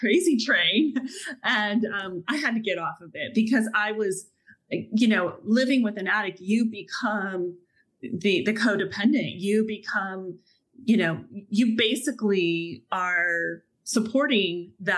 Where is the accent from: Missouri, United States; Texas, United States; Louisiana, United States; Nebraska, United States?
Texas, United States; Dallas; moved away; I just landed myself back in Texas, which is my hometown of Dallas